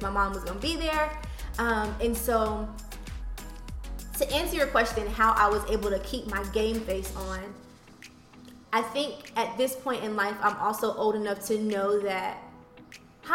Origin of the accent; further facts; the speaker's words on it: Charlotte, North Carolina, United States; I grew up here in Charlotte